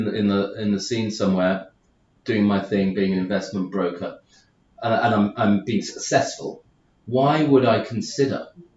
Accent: United Kingdom; moved away; being the Brit abroad

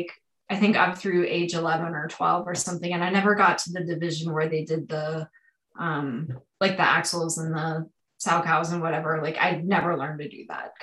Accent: Southern California, United States; born or raised there

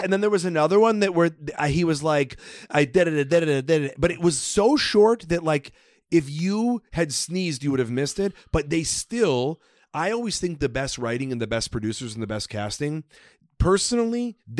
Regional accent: Chicago, Illinois, United States; I grew up in Chicago with a lot of Russians.

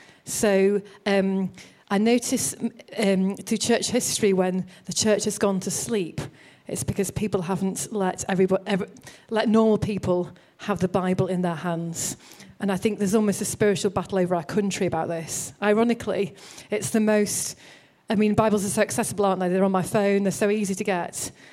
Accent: Bolton, North West England, United Kingdom; moved away; also born or lived in Oxford / Liverpool; I'm from Bolton.

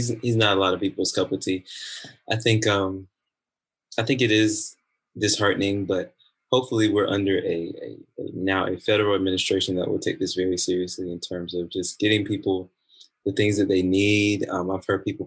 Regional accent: South Carolina, United States; moved away; I'm from the South. I'm from South Carolina.

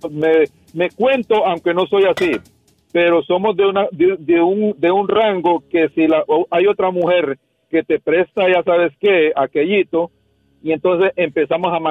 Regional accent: Honduras; Yo soy hondureño, Diva. Yo soy hondureño.

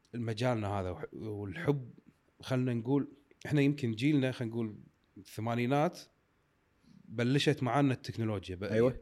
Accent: Kuwait; احنا كويتيين

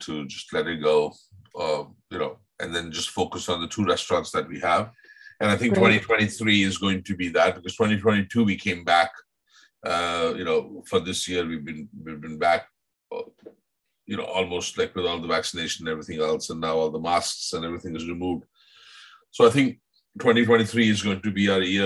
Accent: Mumbai, Maharashtra, India; moved away; I grew up in Bombay

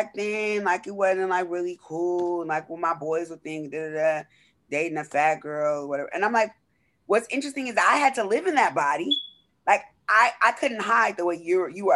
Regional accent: Southern California, United States; I grew up in Southern California

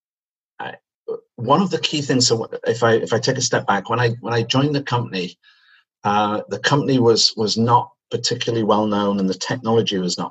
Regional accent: Manchester, North West England, United Kingdom; accent: British; moved away as an adult; now in Canada; as you can probably tell from my accent, I'm British. I come from Manchester, and I moved to Canada in 1996

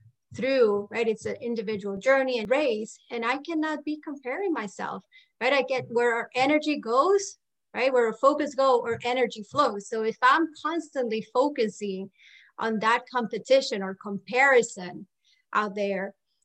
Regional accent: Puerto Rico; moved away as an adult; also born or lived in Maryland; now in Florida, United States; I was born and raised in Puerto Rico

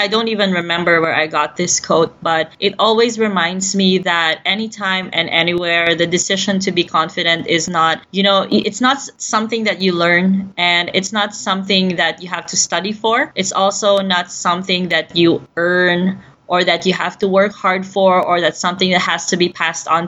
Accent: Philippines; I'm based in Southeast Asia, and I've been born and raised in the Philippines

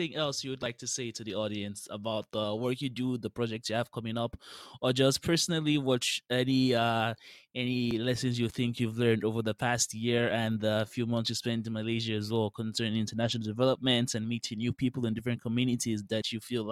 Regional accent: Nigeria; where I'm from Nigeria

